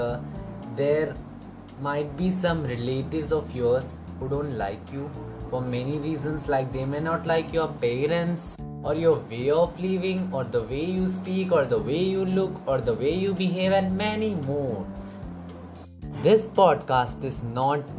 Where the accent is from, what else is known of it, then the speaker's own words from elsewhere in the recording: India; I'm from India